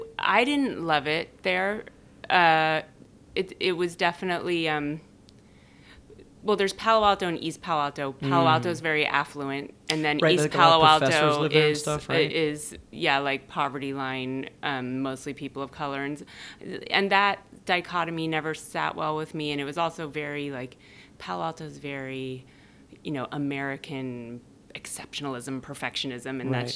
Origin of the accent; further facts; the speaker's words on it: Denmark; born there; I was born in Denmark. My mother's Danish. My dad is a New Jersey Jew.